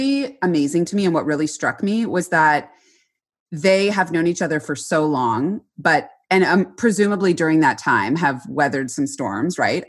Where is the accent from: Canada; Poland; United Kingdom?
Canada; we are Canadian